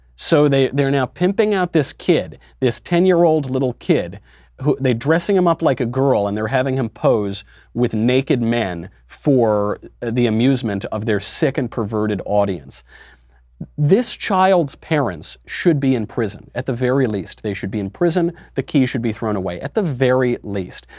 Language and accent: English; New York, United States; I'm from New York. I grew up in New York